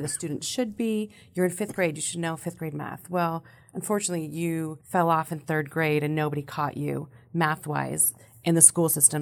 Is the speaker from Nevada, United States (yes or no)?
yes; Sparks, Nevada, United States; I was born and raised in Sparks